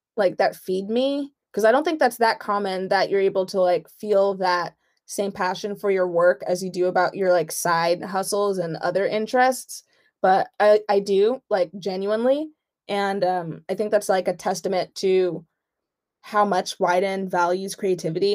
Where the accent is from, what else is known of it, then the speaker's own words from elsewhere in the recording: New York, United States; I'm Nigerian. I was born in New York. Parents born over there